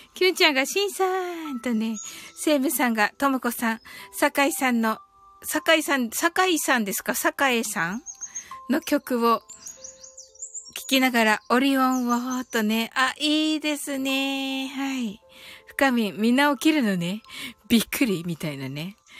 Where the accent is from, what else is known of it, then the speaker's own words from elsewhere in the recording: Kyushu, Japan; 私、九州人なんで